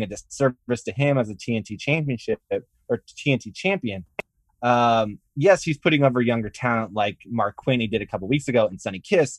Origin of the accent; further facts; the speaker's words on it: Canada; I'm Canadian too